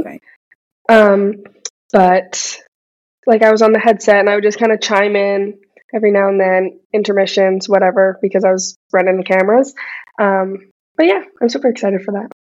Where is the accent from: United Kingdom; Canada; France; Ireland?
Canada; Edmonton, Alberta; I grew up in Edmonton, left, came back